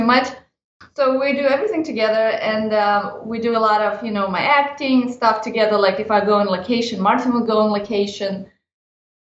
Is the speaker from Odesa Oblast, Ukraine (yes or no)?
yes; Odesa, Odesa Oblast, Ukraine; now in Los Angeles, United States; I'm originally from Odessa, Ukraine. And now I live and work in Los Angeles.